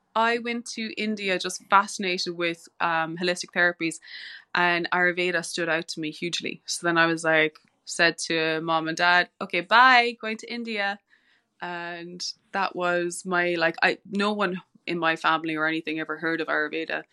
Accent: West Cork, Munster, Ireland; moved away as an adult; I grew up in West Cork

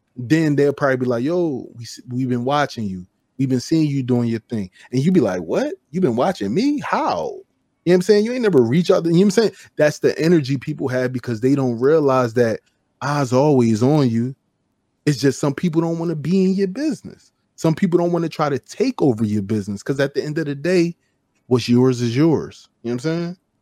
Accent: Chester, Pennsylvania, United States; I'm not from Philly, I'm from Chester, right? So we got our own style, we, we wear what we want, we talk how we talk

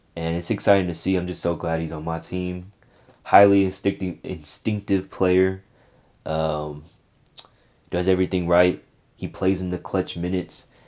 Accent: Bay Area, California, United States; my hometown city

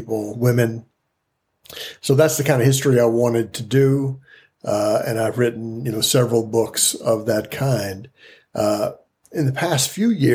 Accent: Nashville, Tennessee, United States; I grew up in Nashville

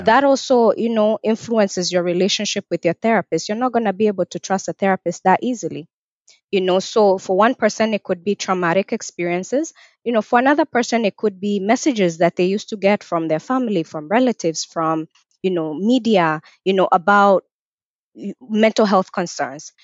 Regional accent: Kenya; also born or lived in North Carolina, United States / Nebraska, United States / Atlanta, Georgia, United States; now in Richmond, Virginia, United States; I'm also originally from Kenya. I was born in Kenya and I moved to the U S in two thousand and four.

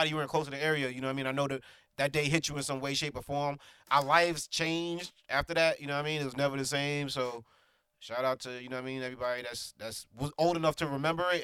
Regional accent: New York City, New York, United States; we're from New York City

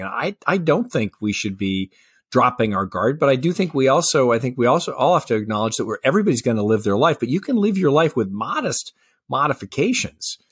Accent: Colorado, United States; my home state of Colorado

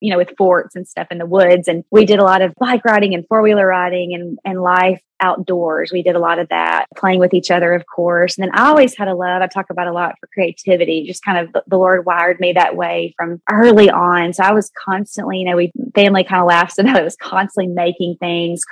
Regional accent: El Dorado, Arkansas, United States; moved away; I'm from a small town in south central Arkansas called El Dorado. I was born and raised there.

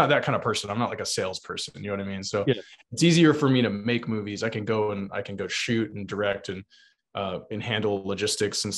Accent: South Texas, United States; where I grew up on South Texas on the Mexican border.

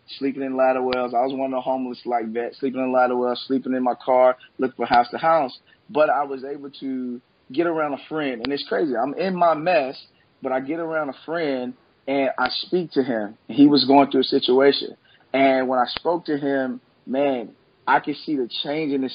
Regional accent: Memphis, Tennessee, United States; I was born and raised here in Memphis, Tennessee.

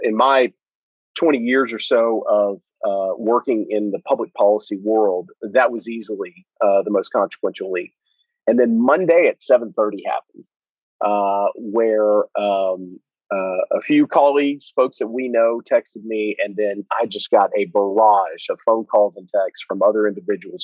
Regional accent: Chattanooga, Tennessee, United States; growing up in Chattanooga, Tennessee

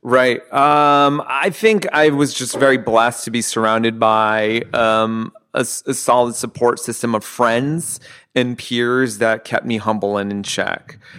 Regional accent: Southern California, United States; growing up in Southern California

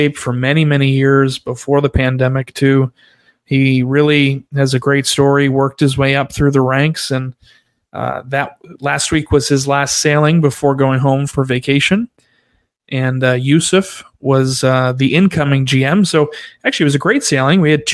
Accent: Rhode Island, United States; moved away; I grew up in Rhode Island

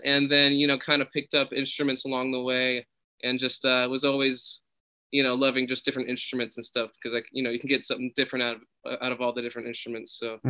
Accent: California, United States; I'm in Malibu right now. Yeah, born and raised.

